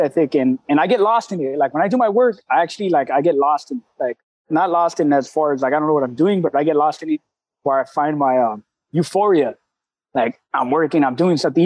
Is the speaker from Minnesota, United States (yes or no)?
no; La Puente, California, United States; now in Fremont, United States; I'm from Southern Cali. I'm born, Southern raised, man, in the San Gabriel Valley of LA County, which is in the city of La Puente